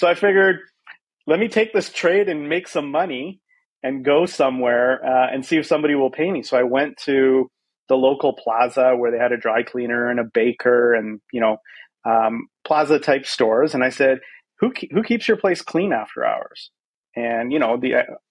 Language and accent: English; Vancouver, British Columbia, Canada; moved away as an adult; also born or lived in South Africa; now in San Francisco, United States; I was at the age of 5 and I grew up in Vancouver, which I like to call home, although I do live in San Francisco today.